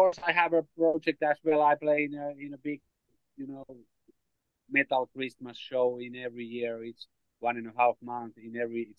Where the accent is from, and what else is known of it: Finland; English is a second language